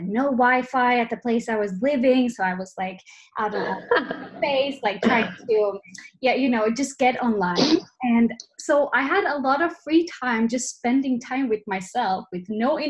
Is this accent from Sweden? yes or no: yes; Sweden; moved away as an adult; now in Alicante, Spain; I am from Sweden, so I'm Swedish, but this has been my home for the last 1.5 years.